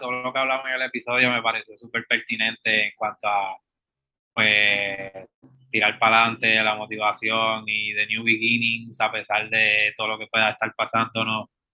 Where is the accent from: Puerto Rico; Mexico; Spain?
Puerto Rico; esas realidades que vivimos contemporáneamente como puertorriqueños